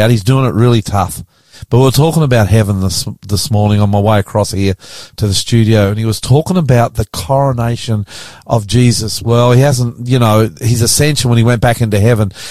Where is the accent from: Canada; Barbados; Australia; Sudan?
Australia; I'm the …, and welcome to our show today